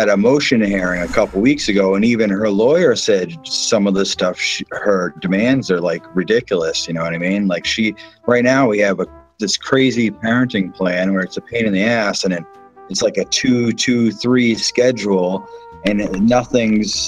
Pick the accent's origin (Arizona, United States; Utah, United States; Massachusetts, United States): Massachusetts, United States; now in Florida, United States; we're from Massachusetts